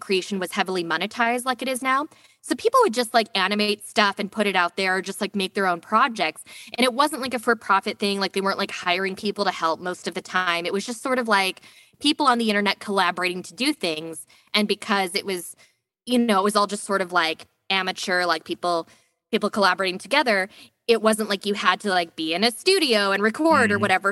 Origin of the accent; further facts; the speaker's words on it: Alaska, United States; I grew up in Alaska